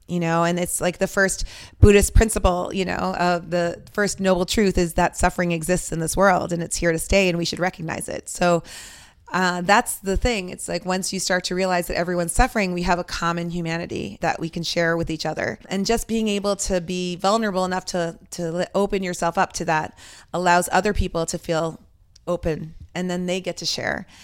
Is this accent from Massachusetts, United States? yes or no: yes; Westwood, Massachusetts, United States; also born or lived in Lebanon; we have been in Westwood since I was five years old